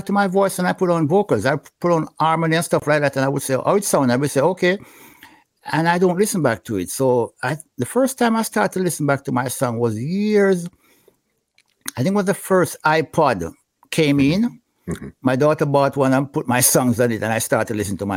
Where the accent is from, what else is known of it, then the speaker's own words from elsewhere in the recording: Gayle, Saint Mary, Jamaica; also born or lived in Franklin Town, Kingston; I grew up in St. Mary, Gale, St. Mary.